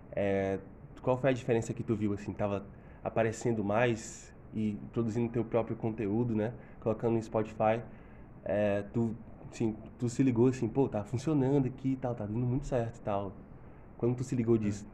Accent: Fortaleza, Ceará, Brazil; Sou, sou de Fortaleza mesmo

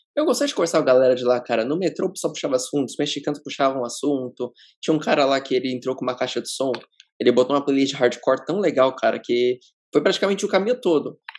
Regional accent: ABC Paulista, São Paulo, Brazil; A gente é do ABC paulista, no ABC paulista a cultura do skate ainda é forte

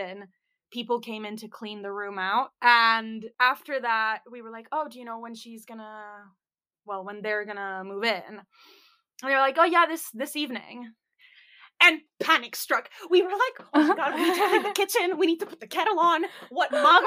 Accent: United States; accent: American (slightly off); my American accent was, like, slightly off

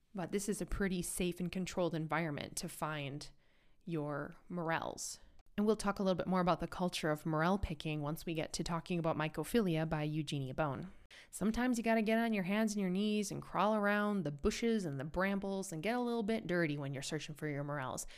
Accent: United States; now in Europe; an American who lives in Europe

